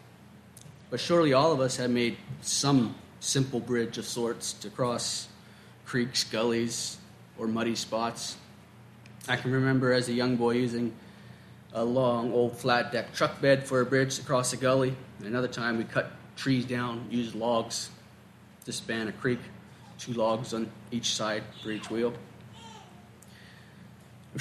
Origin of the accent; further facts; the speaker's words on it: Maryland, United States; my hometown of Maryland